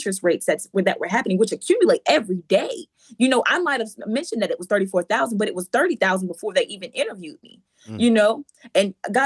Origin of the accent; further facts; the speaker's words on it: Rocky Mount, North Carolina, United States; also born or lived in Ohio; I was raised in Rocky Mount